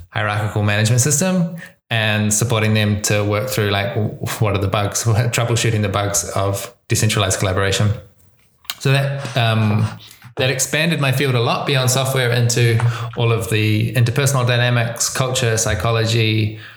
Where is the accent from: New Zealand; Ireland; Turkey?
New Zealand; accent: New Zealand; so, my accent, that's a good place to start. I'm from New Zealand. That's why I speak this weird kind of English. Um, uh, but it's a particular kind of New Zealand accent because I've been traveling for a long time.